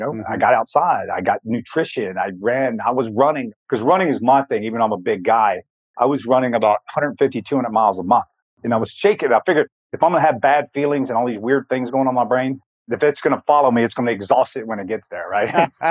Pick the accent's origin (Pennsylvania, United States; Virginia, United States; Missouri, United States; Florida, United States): Virginia, United States; Blue Ridge; I was born in Blue Ridge, Virginia, in the mountains, very, you know, small little town